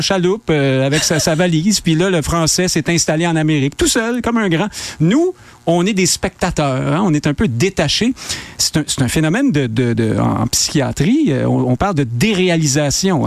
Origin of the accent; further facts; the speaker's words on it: Quebec, Canada; nous, on est des Québécois francophones maintenant